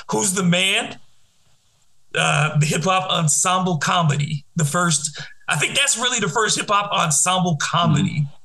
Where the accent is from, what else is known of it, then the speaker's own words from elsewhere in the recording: Detroit, Michigan, United States; Eight Mile, because I'm from Detroit, and it, it is not the perfect representation of Detroit by any means